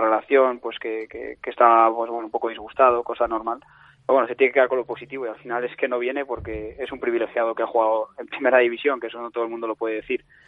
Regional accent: Castile and León, Spain; soy el seleccionador de Castilla y León y soy de Castilla y León

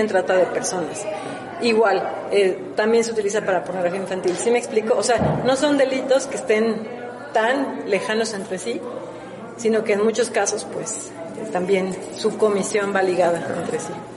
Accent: Mexico; como mexicanos

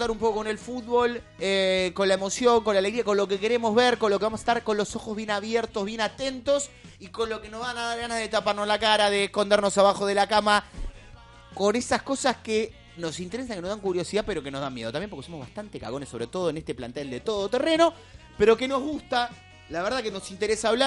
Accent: Lanús, Buenos Aires Province, Argentina; Yo soy de Lanús, yo.

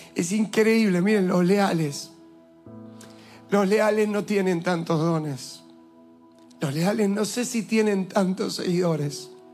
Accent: Argentina; also born or lived in Villa Lugano, Buenos Aires; yo soy argentino y soy más argentino que ellos.

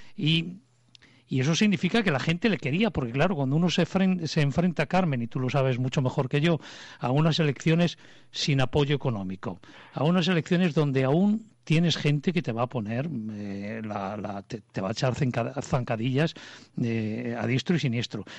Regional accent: Spain; me da a mí como ciudadano español

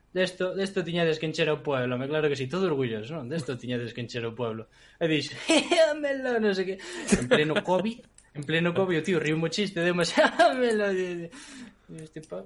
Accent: village near Vilar de Barrio, Galicia, Spain; a miña aldea é super guai, porque é un, é un núcleo cunha mistura moi extraña

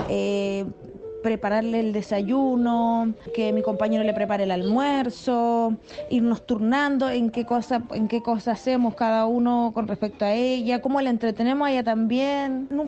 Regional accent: Valparaíso, Chile; tengo 35 años, soy de Valparaíso, Chile.

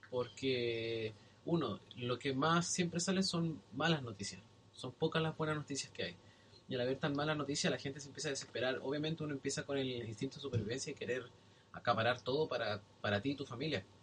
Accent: Chile; moved away as an adult; now in New Zealand

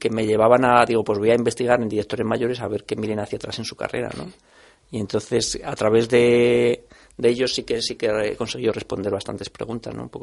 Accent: Salamanca, Castile and León, Spain; yo soy de Salamanca y, y de pequeño siempre, pasaba el Sud Express por allí, que es un tren que va desde Lisboa hasta París

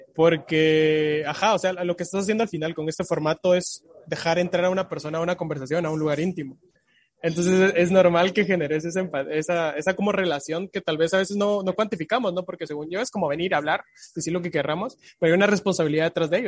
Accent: Guatemala

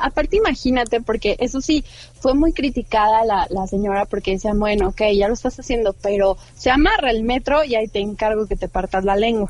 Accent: Mexico; como buena mexicana

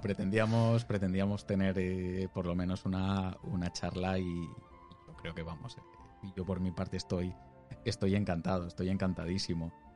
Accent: Alicante, Valencian Community, Spain; moved away as an adult; now in Murcia, Spain; Yo soy de Alicante, vivo en Murcia por, tema de trabajo

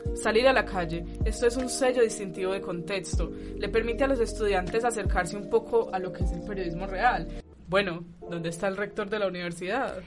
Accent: Pereira, Risaralda, Colombia; moved away; Yo no soy de aquí, yo soy de Pereira

